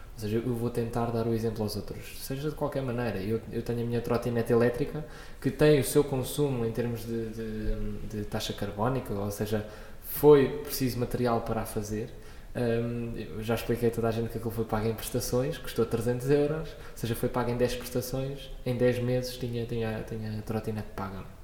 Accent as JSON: {"language": "Portuguese", "region": "Lisbon", "country": "Portugal", "tie": "born or raised there", "also_born_or_lived": "Coimbra", "said": "Eu nasci em Coimbra, com dois anos vim para Lisboa e desde os dois anos que ando no meio de Lisboa."}